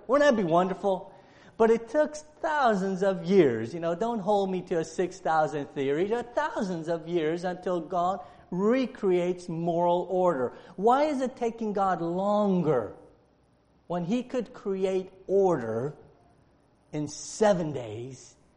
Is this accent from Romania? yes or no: yes; Romania; moved away; I was born in Romania, and and and in Romania, uh, I was born during the time of communism, so I, I understand the lack of national freedom. I grew up in that.